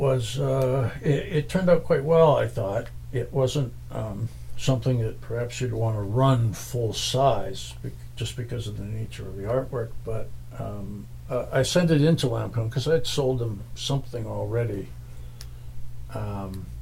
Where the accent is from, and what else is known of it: West Vancouver, British Columbia, Canada; born or raised there